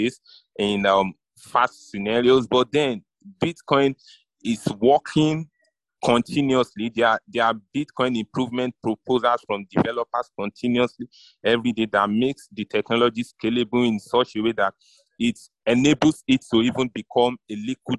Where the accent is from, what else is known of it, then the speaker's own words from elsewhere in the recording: Nigeria; I'm a Nigerian